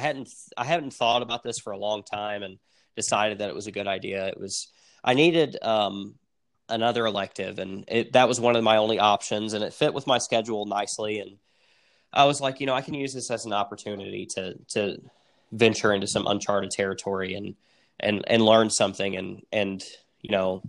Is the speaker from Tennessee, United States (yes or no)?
yes; Tennessee, United States; We're from the South, and Tennessee is a red state.